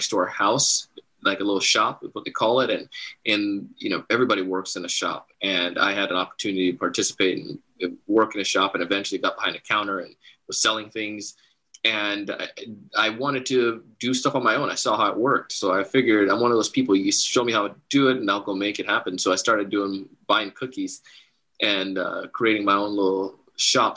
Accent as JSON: {"language": "English", "country": "Jamaica", "tie": "born or raised there", "said": "I grew up in Jamaica and part of the Commonwealth"}